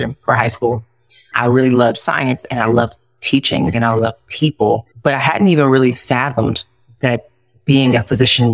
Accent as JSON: {"language": "English", "town": "Detroit", "region": "Michigan", "country": "United States", "also_born_or_lived": "Florida", "moved": "as an adult", "lives_now": "Columbus, United States", "said": "I'm originally from Detroit, Michigan"}